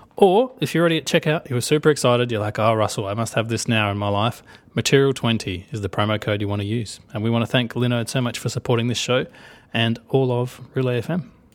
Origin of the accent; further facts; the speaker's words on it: Australia; accent: Australian; I'm gonna do my Australian accent 'cause I'm allowed